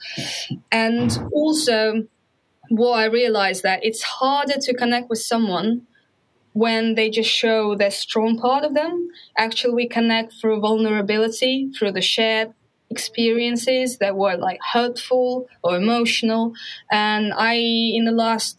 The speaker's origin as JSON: {"language": "English", "country": "Russia", "moved": "yes", "said": "I'm Russian and this is the part of me."}